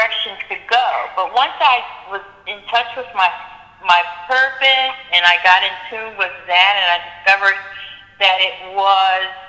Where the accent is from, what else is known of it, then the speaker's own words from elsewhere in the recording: Philadelphia, Pennsylvania, United States; moved away as an adult; now in Atlanta, United States; I'm from Philadelphia.